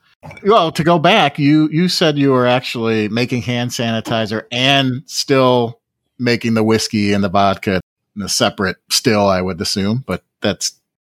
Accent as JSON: {"language": "English", "area": "near DeKalb", "region": "Illinois", "country": "United States", "tie": "born or raised there", "said": "They are located in DeKalb, Illinois, close to my hometown."}